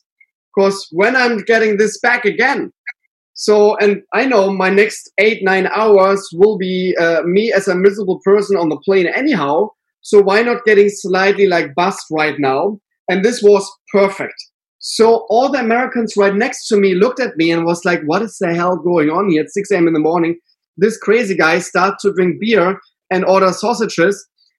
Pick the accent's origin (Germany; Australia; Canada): Germany; accent: German; English is a second language; moved away; I am clearly from Germany. I think everybody can hear this when I'm even saying hello sometimes in the restaurant.